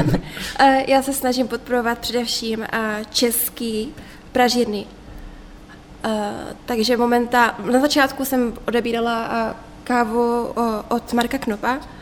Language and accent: Czech; Prostějov, Olomouc Region, Czechia; já jsem se narodila v Prostějově, mm-hmm. uh, takže okolí Olomouc a tak to je můj domov.